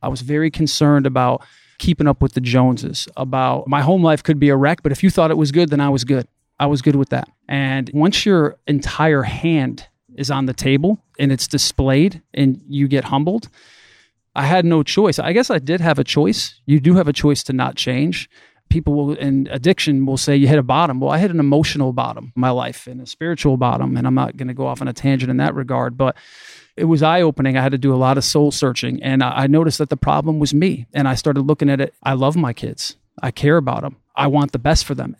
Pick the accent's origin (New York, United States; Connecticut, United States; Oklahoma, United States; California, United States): Connecticut, United States; Waterbury; I was born and raised in the Northeast in Waterbury, Connecticut